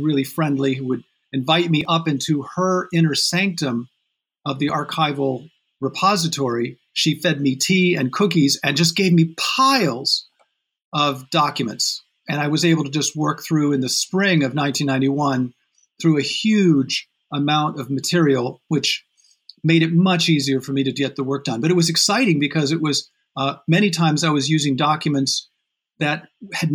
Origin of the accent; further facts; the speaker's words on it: South Bend, Indiana, United States; moved away as an adult; also born or lived in Montreal; I grew up in Indiana, in South Bend, Indiana